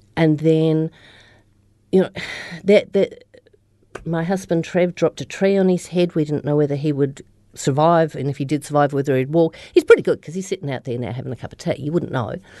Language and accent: English; Australia; moved away as an adult; also born or lived in Melbourne, Australia; now in New Zealand; originally I'm from Australia, so I'm from the Upper Murray, which is the start of the Murray River, um, in the snowy mountains. And so I grew up there